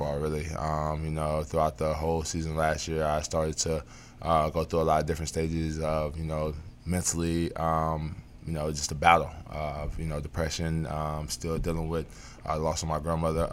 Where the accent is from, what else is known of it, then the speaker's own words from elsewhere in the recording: North Carolina, United States; moved away as an adult; now in Washington, D.C., United States; D.C. is definitely right up the road from my hometown, which is in North Carolina